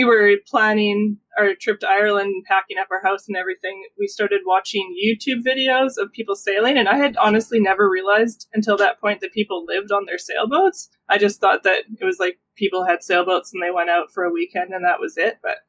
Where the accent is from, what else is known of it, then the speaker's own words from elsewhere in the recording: Alberta, Canada; also born or lived in British Columbia; I was born in Alberta, then moved to BC when I was 4, moved back to Alberta when I was like a young teenager